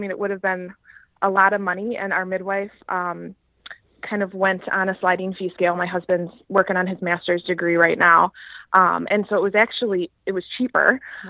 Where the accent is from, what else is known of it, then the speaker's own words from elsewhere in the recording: Madison, Wisconsin, United States; I am from Madison, Wisconsin. And me and my husband are actually born and raised in Madison